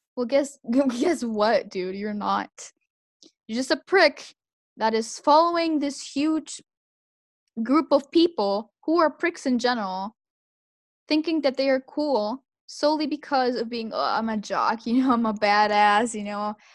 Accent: Santiago, Santiago Metropolitan Region, Chile; I was raised in Santiago

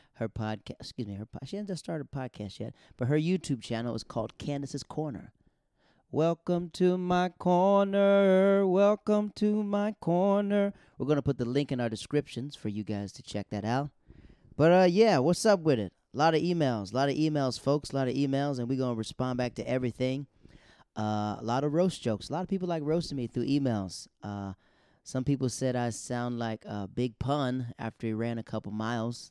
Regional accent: Florida, United States; moved away; also born or lived in North Carolina; I'm, I'm from Florida

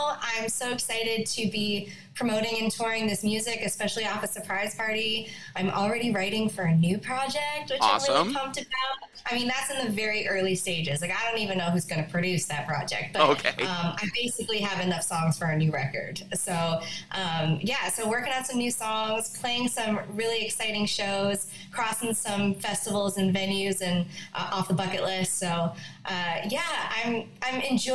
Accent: Conception Bay South, Newfoundland and Labrador, Canada; moved away as an adult; also born or lived in Yellowknife, Northwest Territories; now in Nashville, United States; I would say I'm a Newfoundlander. I can't say born and bred, but definitely bred

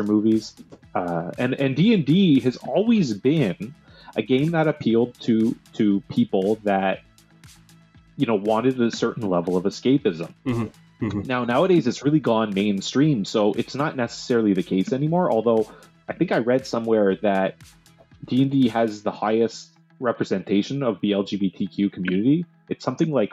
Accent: Canada; we're Canadian

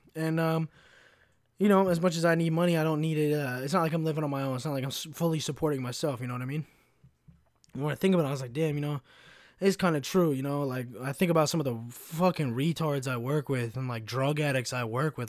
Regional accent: Kentucky, United States; moved away; also born or lived in Chicago; I grew up in a, in a little shit town in Kentucky

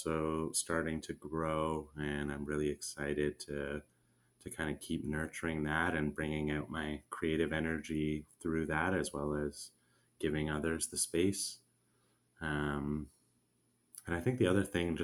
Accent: Canada; moved away as an adult; now in Nicaragua; my home country in Canada

